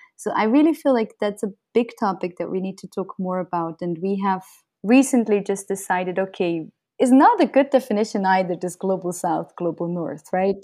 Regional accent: Switzerland; moved away as an adult; now in Brazil; I grew up in Switzerland

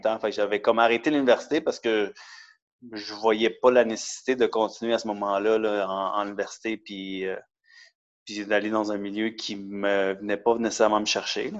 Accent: Montreal, Quebec, Canada; also born or lived in Laval; je suis techniquement né à Montréal, grandi un peu à Montréal et à Laval

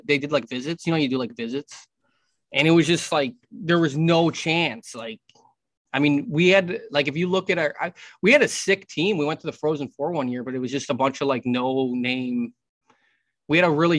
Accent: Philippines; I'm Filipino

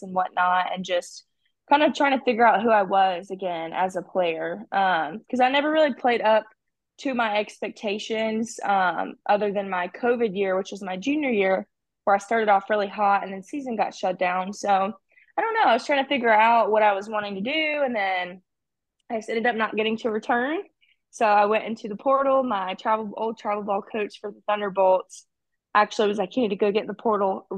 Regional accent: Alabama, United States; That was my home state.

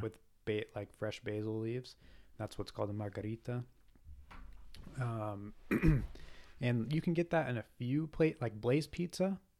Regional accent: United States; I'm American.

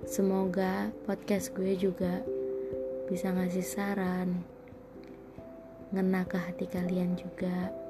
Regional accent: Jakarta, Indonesia; born there; now in Bogor, Indonesia; Gue lahir di Jakarta, tapi gue tinggal di Bogor. Kenapa gue milih Bogor? Karena tempatnya itu sejuk banget.

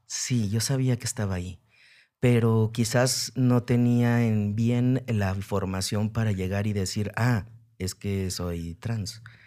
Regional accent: Aguascalientes, Mexico; yo nací en Aguascalientes

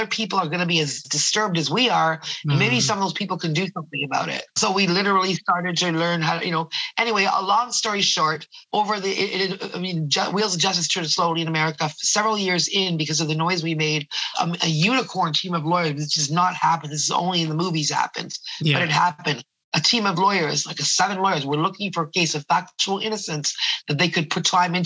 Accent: Toronto, Ontario, Canada; also born or lived in Ottawa; I'm a Toronto girl. I was born in Ottawa, which is the capital

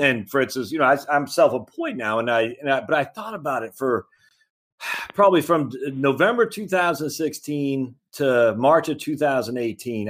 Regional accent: Maine, United States; moved away; I'm from Maine originally

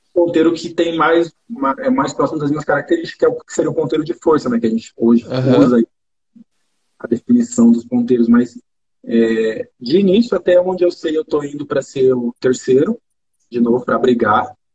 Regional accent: Brazil; moved away as an adult; also born or lived in France; eu saí do Brasil

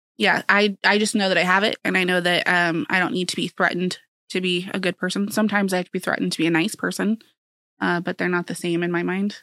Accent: Council Bluffs, Iowa, United States; also born or lived in Silver City, Iowa; born and raised in Council Bluffs with a seven-year stint in Silver City, Iowa.

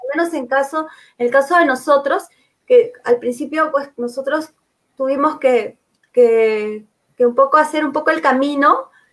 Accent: Peru; como peruanos

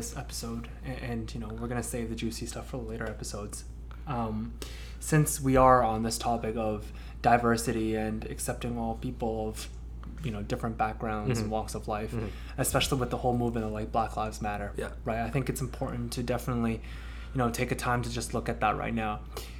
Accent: Toronto, Ontario, Canada; also born or lived in Hong Kong; even though I was born there, but I grew up here, like every time someone says, hey, like, where are you from? Like, I have to make it known that, okay, you know what? Like, I'm from Toronto.

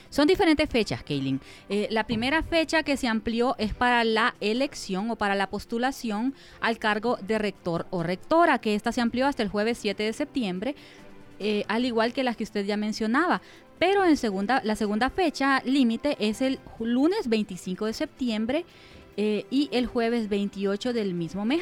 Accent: Güinope, El Paraíso, Honduras; mi pueblo, de Guinope

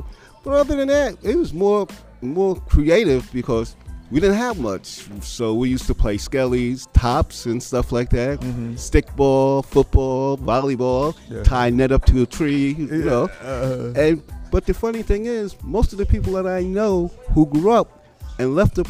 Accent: New York, United States; when I was coming up in New York, it was more family orientated, mm-hmm. neighborhood orientated.

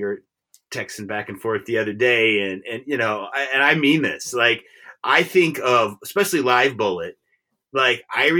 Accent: Detroit, Michigan, United States; growing up in Michigan and the Detroit area

